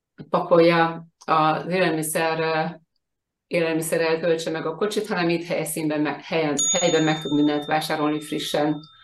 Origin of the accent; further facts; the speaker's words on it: Hungary; now in Bakony, Hungary; a Balatonon születtem és ott nőttem fel